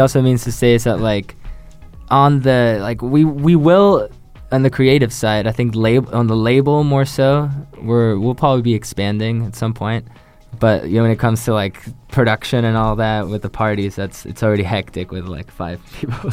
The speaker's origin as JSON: {"language": "English", "country": "Chile", "moved": "yes", "said": "I, am from Chile, so I moved here years ago, like 16 years ago"}